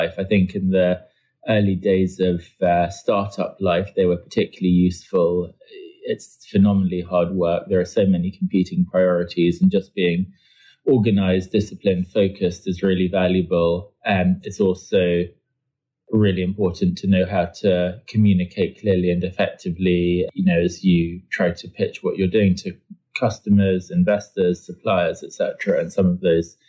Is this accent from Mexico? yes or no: no; London, United Kingdom; also born or lived in France; I was born in France and then moved to London when I was five, grew up here